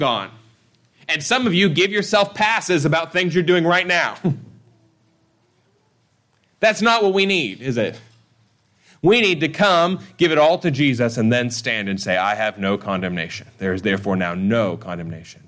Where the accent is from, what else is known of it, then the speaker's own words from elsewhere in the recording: United States; I was born in the United States.